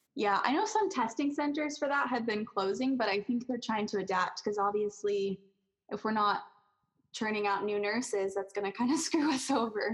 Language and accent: English; California, United States; moved away as an adult; also born or lived in College Place, Washington; I am from California and I wasn't used to being away from home